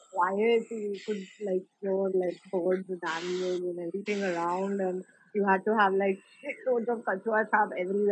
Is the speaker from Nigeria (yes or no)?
no; Pune, Maharashtra, India; I grew up in Pune. I'm from Pune